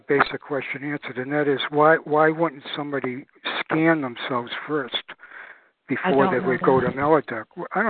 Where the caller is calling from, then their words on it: New Jersey, United States; New Jersey.